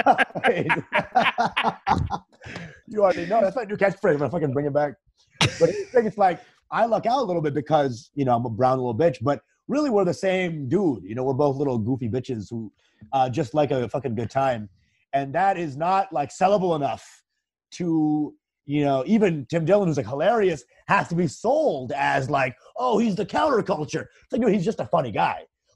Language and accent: English; Bangladesh; Well, I'm Bengali, so I'm from Bangladesh, which is in the east of India.